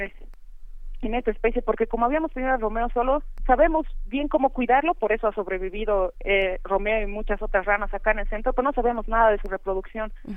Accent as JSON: {"language": "Spanish", "country": "Bolivia", "said": "toda la diversidad que tenemos, ¿no? Bolivia es un país diverso"}